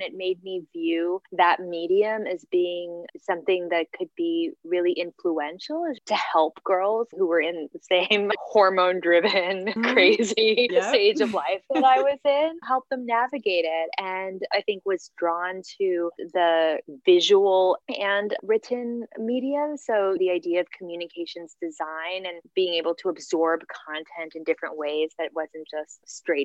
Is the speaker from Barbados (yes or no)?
no; Guam; also born or lived in San Francisco, California, United States; I was born in San Francisco, but then grew up on the island of Guam, which is a U.S. Pacific Island territory.